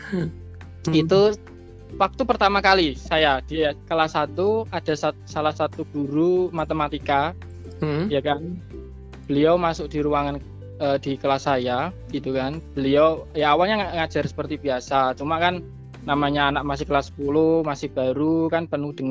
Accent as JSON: {"language": "Indonesian", "town": "Demak", "region": "Central Java", "country": "Indonesia", "tie": "born or raised there", "said": "eh, benar saya asli Demak."}